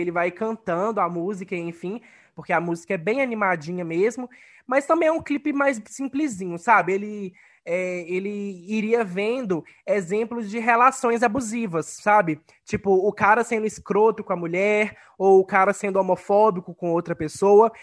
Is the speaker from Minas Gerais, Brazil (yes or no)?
yes; Ponte Nova, Minas Gerais, Brazil; o Real Hotel Glória, da minha cidade natal, em Ponte Nova